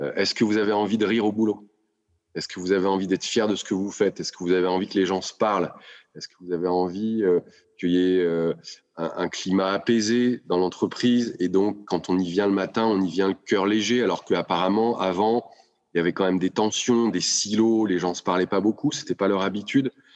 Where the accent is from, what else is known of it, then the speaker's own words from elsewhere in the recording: Lyon, Auvergne-Rhône-Alpes, France; moved away as an adult; rentrer à Lyon, puisque je suis lyonnais, avec ma femme et mes enfants pour nous rapprocher euh, de la famille